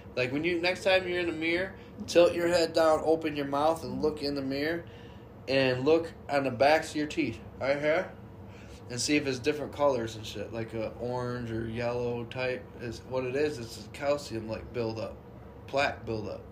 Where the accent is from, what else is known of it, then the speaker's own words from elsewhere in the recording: Jamestown, New York, United States; I'm born and raised in Jamestown, and we've had fucked up big winters